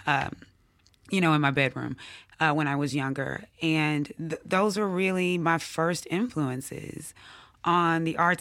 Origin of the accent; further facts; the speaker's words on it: Jackson, Mississippi, United States; also born or lived in Atlanta / Oxford, Mississippi; I grew up here in Jackson, Mississippi